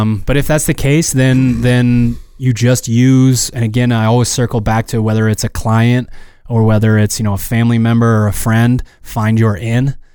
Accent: Maine, United States; we're from Maine

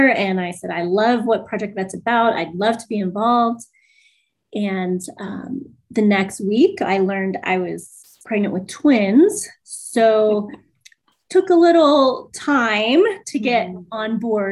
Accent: East Coast, United States; moved away; I grew up on the East Coast.

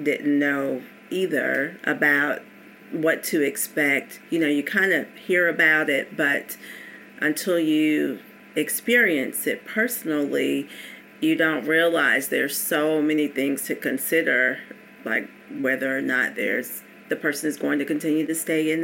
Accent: Georgia, United States; moved away as an adult; I was going to have to come back to Georgia, even though I've been licensed to practice psychology, have these degrees

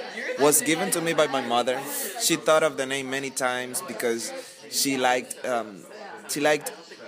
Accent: Dominican Republic; now in Utah, United States; I'm from the Dominican Republic

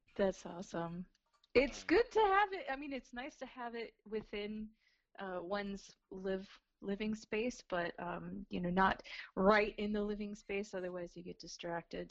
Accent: Arizona, United States; moved away as an adult; also born or lived in Los Angeles, California / Flagstaff, Arizona; now in Florida, United States; I was born in Arizona

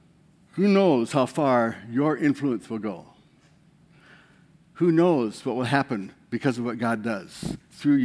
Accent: Bode, Iowa, United States; I'm from Bode, Iowa.

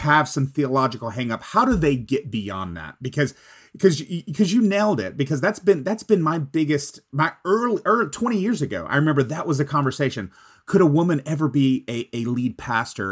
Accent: Texas, United States; I'm from Texas

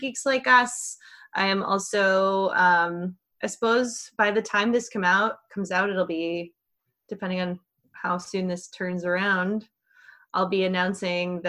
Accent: Minnesota, United States; moved away; I am from Minnesota. Had my wife and I stayed there, we would live one block from where the rioting started in Minneapolis.

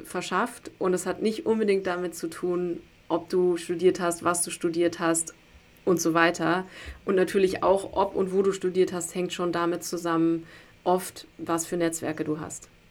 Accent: Berlin, Germany; ich bin in Berlin groß geworden

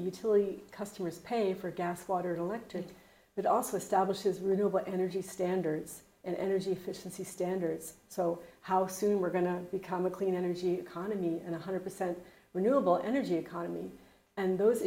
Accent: Massachusetts, United States; moved away as an adult; also born or lived in Chicago; now in Tempe, United States; Originally, I'm from Massachusetts and went to school at the University of Chicago, but I've been living here for 34 years now

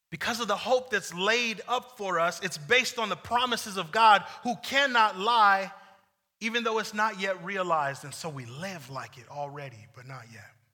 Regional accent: United States; also born or lived in Ventura, California; as American Christians and Venturan Christians

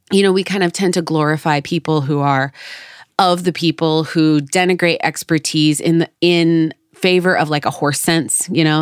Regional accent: Oregon City area, United States; I'm from this area, the Oregon Trail ends in Oregon City

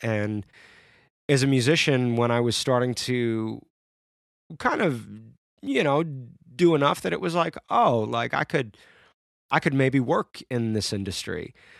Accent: Syracuse, New York, United States; I grew up in a town called Syracuse, New York, which is like 2-3 hours, not 2 hours, but like 3-4 hours from Canada.

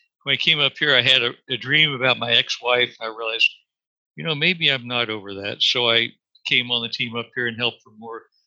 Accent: Kansas, United States; moved away as an adult; also born or lived in Dallas; I grew up in the Midwest in Kansas, attending church with my family

